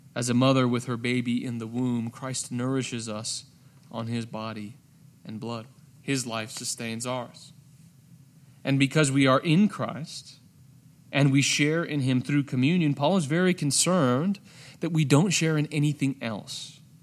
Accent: United States; my identity as an American.

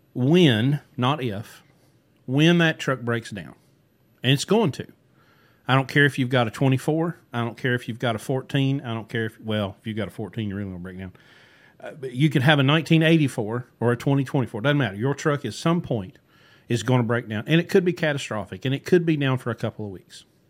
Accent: West Virginia, United States; growing up in West Virginia

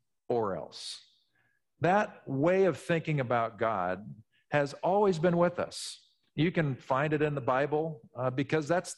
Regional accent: Midwest, United States; When I was from the Midwest, I naturally would have pronounced this Julian of Norwich.

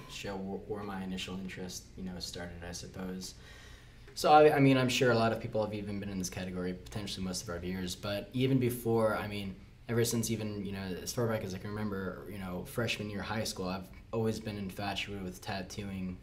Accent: Key Largo, Florida, United States; moved away as an adult; now in Orlando, United States; where I grew up, uh, that wasn't uh, too common of a thing. Um, I'm from the Florida Keys

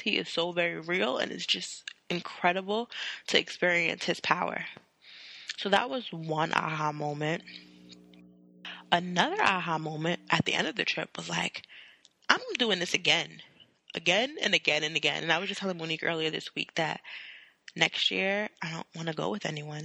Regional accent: New York City, New York, United States; I have the New York demeanor

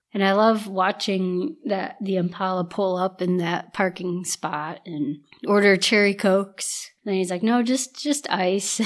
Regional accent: Ohio, United States; I live in Ohio, born and raised in Ohio, have always, have lived here my entire life.

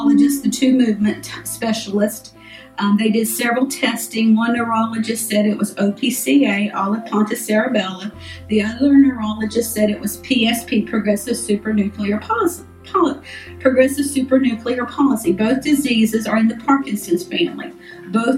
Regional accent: Callahan, United States; We grew up in Callahan

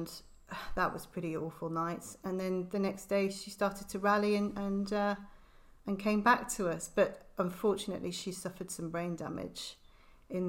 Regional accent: Liverpool, North West England, United Kingdom; moved away as an adult; also born or lived in Hereford / south of France; now in Herefordshire, United Kingdom; I'm originally from Liverpool

